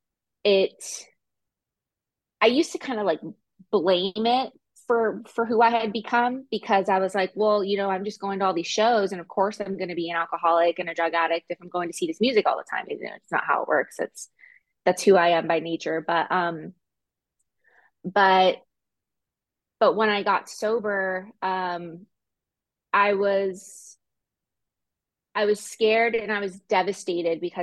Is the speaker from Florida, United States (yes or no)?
no; Southern California, United States; also born or lived in Denver, United States; now in Gulf Shores, United States; I'm originally from Southern California, and I lived in Northern California for 10 years.